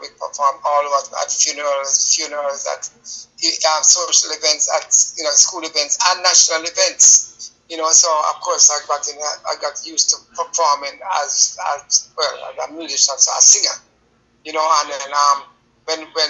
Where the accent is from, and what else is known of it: Jamaica; born or raised there